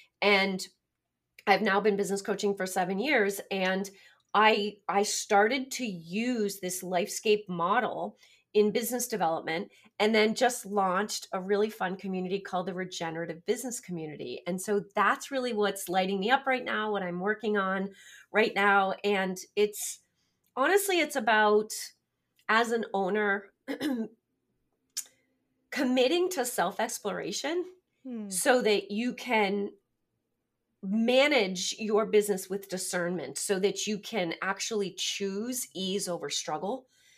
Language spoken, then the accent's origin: English; Massachusetts, United States; I hail from Massachusetts.